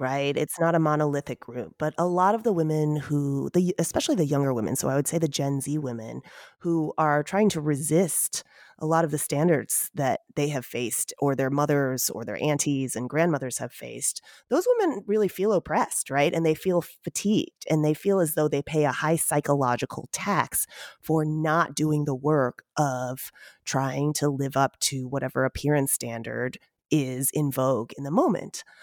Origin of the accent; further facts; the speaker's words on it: United States; also born or lived in Seoul, South Korea; I'm Asian American